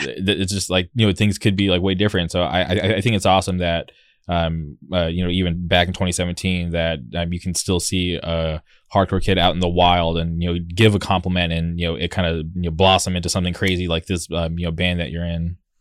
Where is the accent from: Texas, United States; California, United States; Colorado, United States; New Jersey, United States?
California, United States; Southern; I've lived in Southern California my whole life